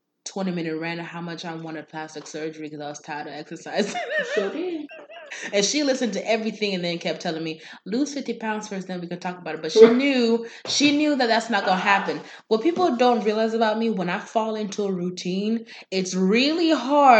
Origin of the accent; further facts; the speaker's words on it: Kenya; I am Kenyan and our specialty meat is goat.